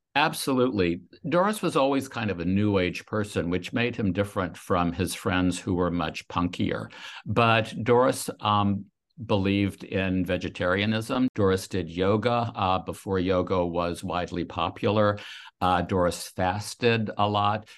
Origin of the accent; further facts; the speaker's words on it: Louisiana, United States; I grew up in a town in Louisiana